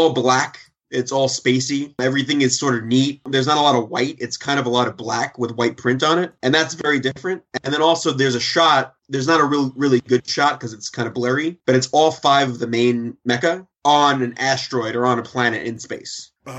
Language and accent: English; New York, United States; I'm from New York. We don't like trains.